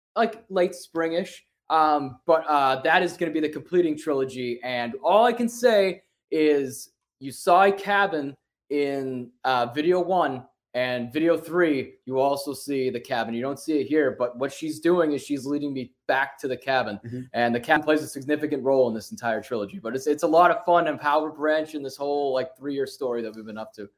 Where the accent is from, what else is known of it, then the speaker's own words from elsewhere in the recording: Worcester, Massachusetts, United States; we're from Worcester, Massachusetts